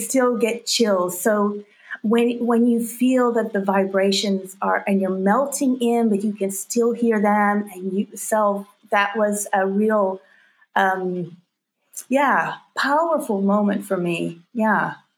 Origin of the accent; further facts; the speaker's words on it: North Georgia, United States; I grew up in North Georgia